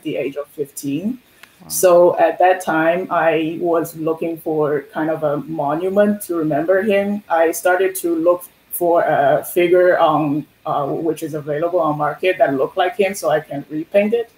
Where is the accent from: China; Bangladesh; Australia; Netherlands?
China; Shanghai; moved away as an adult; now in Halifax, Canada; Originally, I'm from Shanghai in China